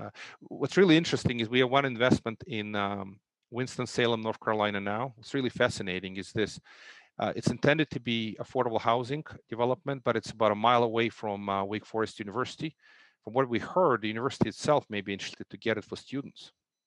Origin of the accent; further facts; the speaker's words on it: Russia; There was, at least I grew up during socialism. You live in a government apartment.